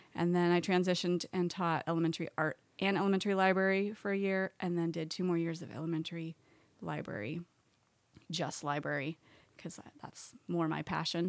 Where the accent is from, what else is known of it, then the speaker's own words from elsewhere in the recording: Oregon, United States; moved away as an adult; I was born in Oregon and grew up there